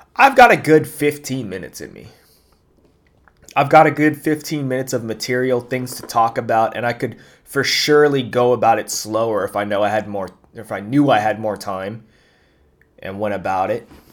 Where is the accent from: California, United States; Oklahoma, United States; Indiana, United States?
California, United States; Bay Area; growing up in the Bay Area